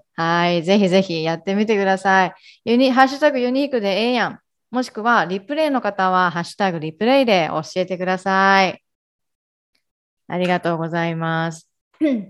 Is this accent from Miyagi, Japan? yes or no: no; Ehime, Japan; moved away as an adult; now in Kagawa, Japan; 出身は愛媛です。で、香川に今は住んでいるんですけれども